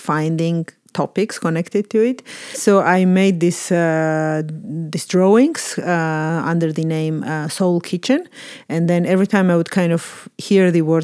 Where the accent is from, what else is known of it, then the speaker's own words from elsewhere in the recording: Georgia; moved away as an adult; also born or lived in Amsterdam, Netherlands / Rotterdam, Netherlands; I was born and raised in Georgia. So I lived there till I was 20